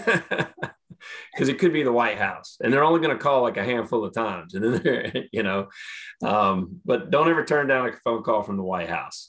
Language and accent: English; Catawba County, North Carolina, United States; I was kind of born and raised in Catawba County